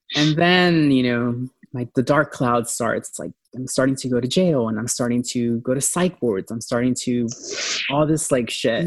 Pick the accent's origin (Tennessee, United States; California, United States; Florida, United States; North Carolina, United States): California, United States; San Diego; San Diego, I'm from San Diego, and that's where I started.